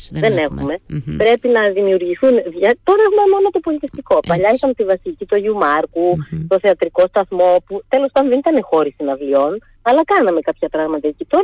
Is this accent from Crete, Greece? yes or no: yes; Heraklion, Crete, Greece; Όταν είχα στο Ηράκλειο